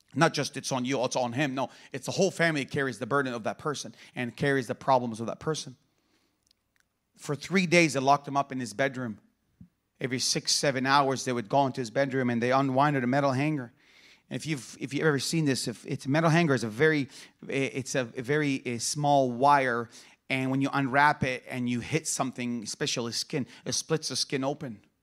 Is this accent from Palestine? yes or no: yes; Bethlehem, West Bank, Palestine; also born or lived in Jerusalem; I was born in Jerusalem, and I grew up in the city of Bethlehem, the birth city of Jesus Christ